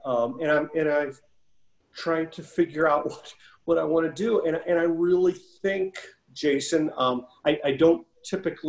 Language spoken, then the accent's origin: English; Creve Coeur, Missouri, United States; my mother still lives in the house that I grew up in Creve Coeur